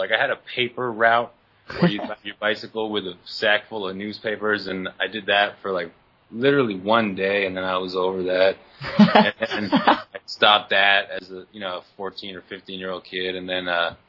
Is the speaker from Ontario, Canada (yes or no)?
yes; Oakville, Ontario, Canada; born or raised there